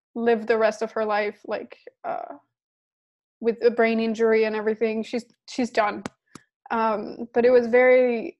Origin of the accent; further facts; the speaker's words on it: Denmark; I was living in Denmark. I'm from Denmark.